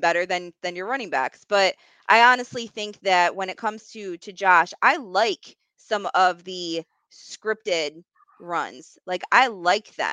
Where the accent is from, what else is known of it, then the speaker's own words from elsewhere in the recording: New York, United States; I'm from New York